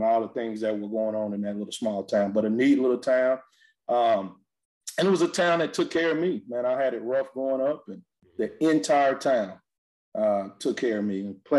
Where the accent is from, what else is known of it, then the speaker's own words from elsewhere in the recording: Pittsburgh, Texas, United States; Man, it's a neat little town, 4,000, about 70 people there.